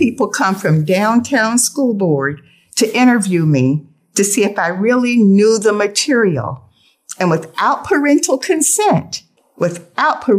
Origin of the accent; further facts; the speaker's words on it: Sarasota, Florida, United States; I was born at Sarasota Memorial, the first in our family to be born for the great sum of $25.